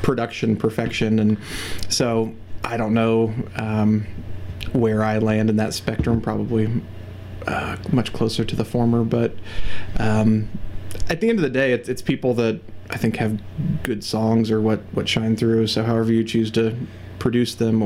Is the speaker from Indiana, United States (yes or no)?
yes; Indianapolis, Indiana, United States; Grew up here in Indy, grew up on the south side, Center Grove area mostly, I lived there through high school